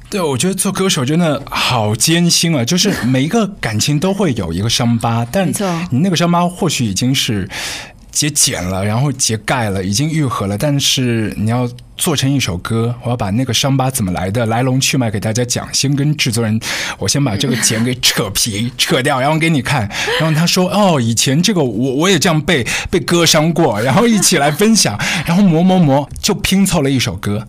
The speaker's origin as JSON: {"language": "Chinese", "region": "Shanghai", "country": "China", "tie": "born or raised there", "said": "像我们上海小时候，在家里一大锅，特别深的那种"}